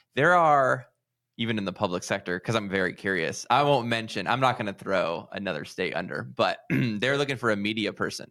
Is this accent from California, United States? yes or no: yes; California, United States; I'm from California